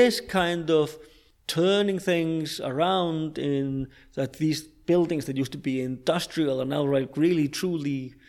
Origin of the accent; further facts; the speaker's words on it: London, United Kingdom; And I speak as a Londoner. I lived in London for 20 years